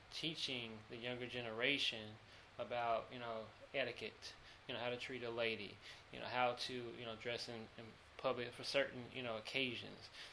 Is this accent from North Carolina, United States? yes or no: yes; Charlotte, North Carolina, United States; accent: twang; moved away as an adult; also born or lived in Greensboro, North Carolina; now in Los Angeles, United States; I'm from Charlotte, North Carolina.